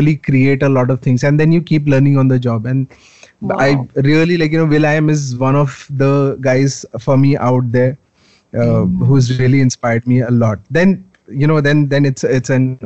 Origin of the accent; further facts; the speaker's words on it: Patna, Bihar, India; I was born in Patna, Bihar. Right. Okay, and so I'm from there.